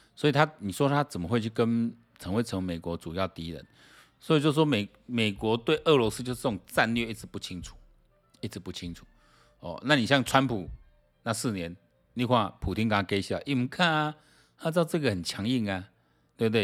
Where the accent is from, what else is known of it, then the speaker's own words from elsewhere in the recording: Taiwan; 你让我们台湾人还是有人在看环球时，环球时报的